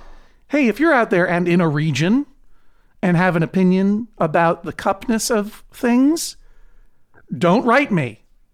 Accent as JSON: {"language": "English", "region": "East Coast", "country": "United States", "said": "You're from the West Coast. I'm from the East Coast."}